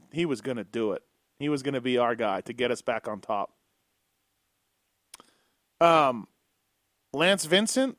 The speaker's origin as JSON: {"language": "English", "country": "Canada", "said": "Me being Canadian"}